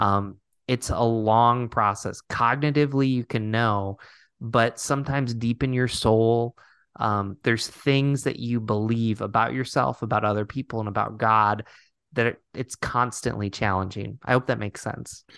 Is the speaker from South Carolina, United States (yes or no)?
no; Binghamton, New York, United States; I grew up in Binghamton, New York, not too far from Rochester